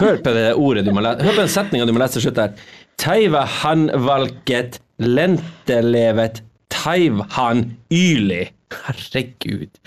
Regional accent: Agder, Norway; accent: Sørlandet dialect; Jeg prater litt sånn sørlandsdialektskvensk

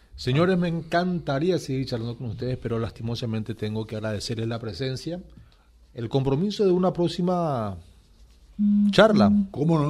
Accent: Paraguay

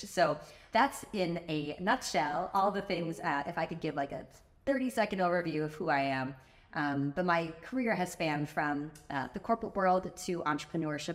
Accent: Chicago, Illinois, United States; moved away as an adult; now in Miami, United States; I'm originally from Chicago

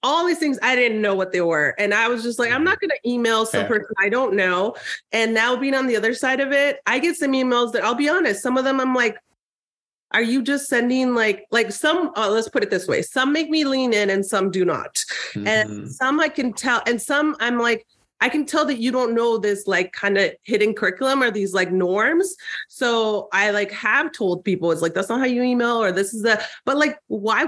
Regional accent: Tijuana, Baja California, Mexico; moved away; also born or lived in San Diego, California, United States; I grew up in Tijuana and then San Diego.

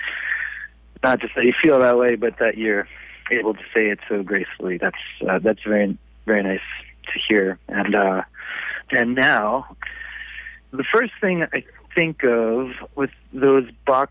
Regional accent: United States; moved away as an adult; now in Montreal, Canada; being American

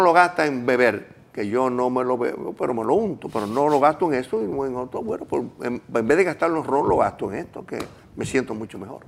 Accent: Gurabo, Santiago, Dominican Republic; Yo me crié en Urabo, un campo, a pie, en una bicicleta

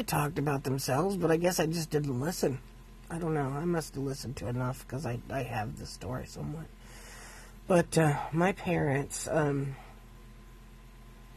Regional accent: Valparaiso, Indiana, United States; I was born in August 7th, 1966, and my parents lived in Valparaiso, Indiana

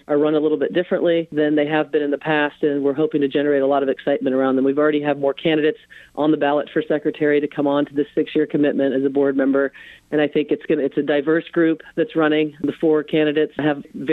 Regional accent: Los Angeles, California, United States; moved away; my hometown in Los Angeles

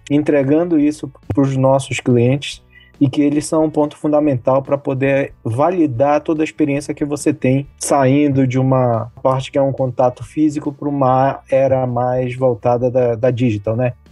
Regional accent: Pará, Brazil; also born or lived in abroad; sou paraense, um paraense que já rodou o mundo aí. Já morei 11 anos fora do Brasil e em mais de 12 países.

